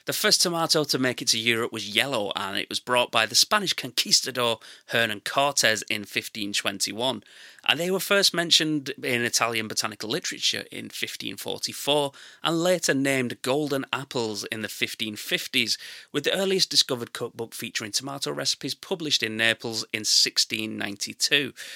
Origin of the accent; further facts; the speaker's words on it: England, United Kingdom; I'm English and that's how we say it